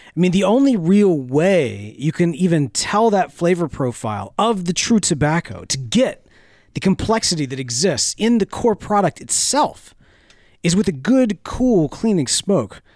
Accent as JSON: {"language": "English", "country": "United States", "said": "I'm an American man that likes flavor"}